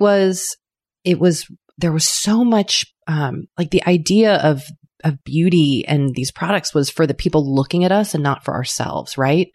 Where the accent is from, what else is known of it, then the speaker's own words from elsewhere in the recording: United States; accent: American; I am of an American tongue